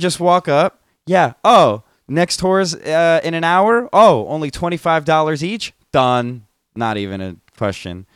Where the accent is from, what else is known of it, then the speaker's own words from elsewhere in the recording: New Jersey, United States; I'm from Jersey